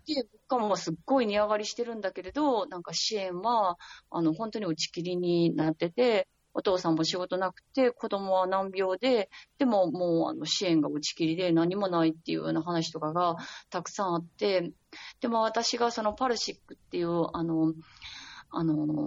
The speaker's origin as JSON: {"language": "Japanese", "region": "Osaka", "country": "Japan", "tie": "born or raised there", "moved": "as an adult", "lives_now": "Lebanon", "said": "私、大阪出身なんですけど"}